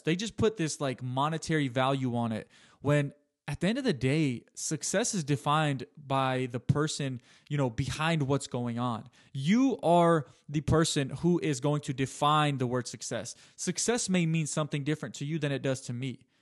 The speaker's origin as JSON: {"language": "English", "country": "United States", "tie": "born or raised there", "said": "I'm born about four years later, nineteen ninety-three. They have five kids. They live in the United States of America"}